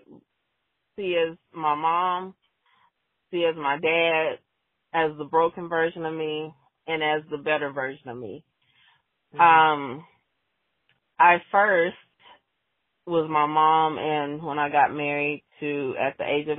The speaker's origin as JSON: {"language": "English", "region": "Oklahoma", "country": "United States", "tie": "born or raised there", "said": "I came back to where I grew up in Oklahoma"}